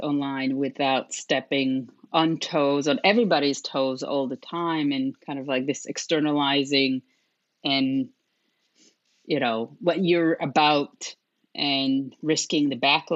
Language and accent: English; Israel; moved away as an adult; also born or lived in Europe; I was born and raised in Israel and moved to Europe when I was 20